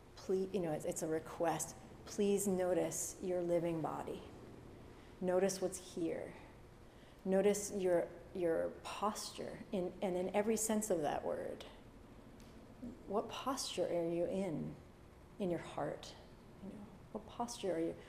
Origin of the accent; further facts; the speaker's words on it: Massachusetts, United States; I grew up in Massachusetts